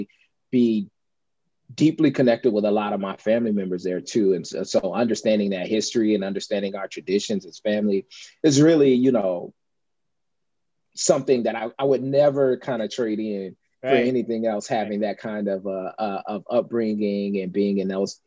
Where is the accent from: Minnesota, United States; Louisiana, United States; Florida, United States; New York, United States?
Louisiana, United States; also born or lived in Chicago north suburbs, Illinois; I spent the majority of my formative years. Yeah, growing up in the state of Louisiana. And that's what I call home.